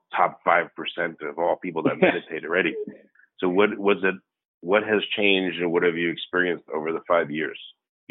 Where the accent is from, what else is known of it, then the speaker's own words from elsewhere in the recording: New York, United States; I grew up in New York